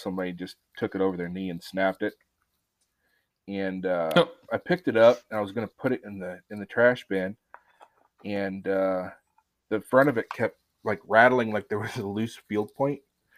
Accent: Apache Junction, Arizona, United States; Well, so I grew up in Arizona, out in the deserts, in Apache Junction, Arizona.

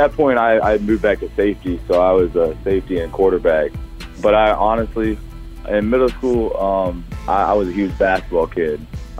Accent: Chesapeake, Virginia, United States; I grew up in Chesapeake, Virginia, which is probably 20 minutes outside of Richmond.

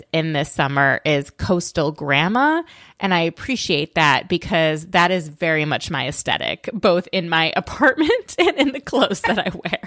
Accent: Minnesota, United States; moved away as an adult; I grew up in Minnesota

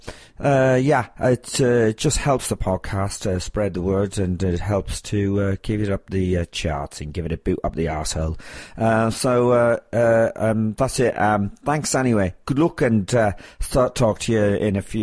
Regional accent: Ireland; I'm Irish

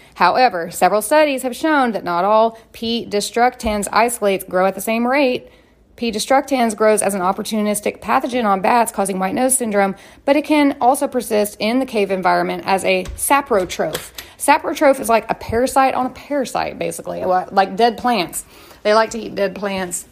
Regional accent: United States; I'm an American

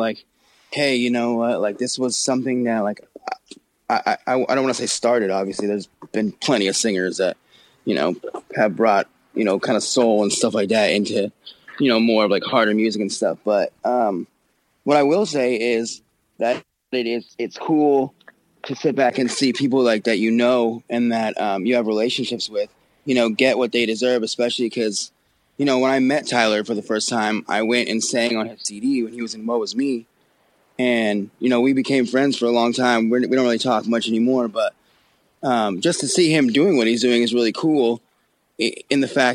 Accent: Abbotsford, British Columbia, Canada; outside of Vancouver. It's called Abbotsford. It's like 30, 40 minutes outside of Vancouver

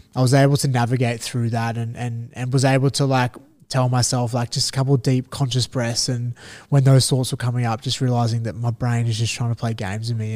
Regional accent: Australia; as Australian fighters

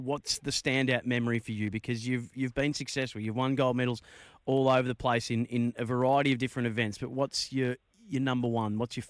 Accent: Bendigo, Victoria, Australia; I grew up in Bendigo

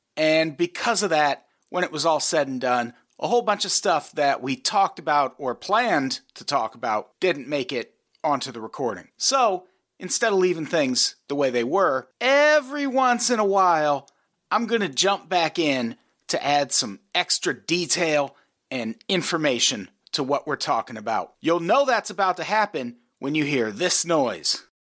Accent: Midwest, United States; I grew up in the Midwest

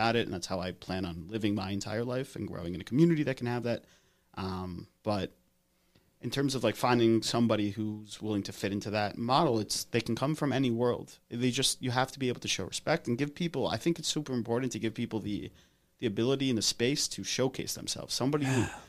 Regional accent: England, United Kingdom; moved away; I grew up in England.

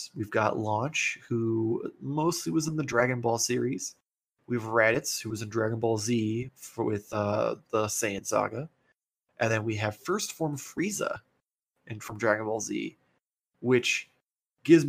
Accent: United States; as an American

